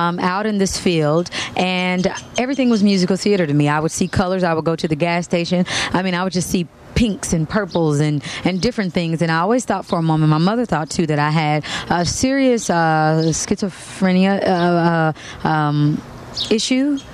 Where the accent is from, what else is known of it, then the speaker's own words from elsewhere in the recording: Kansas City, Kansas, United States; I'm really from Kansas, so would that make me a Kansanian?